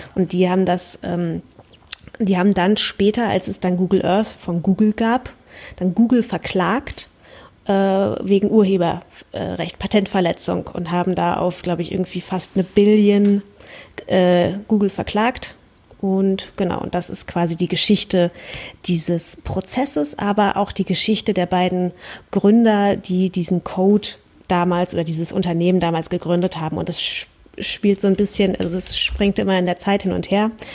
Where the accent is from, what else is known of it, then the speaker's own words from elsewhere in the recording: Germany; ich kann jetzt natürlich als Deutsche dem Dänisch nicht mächtigen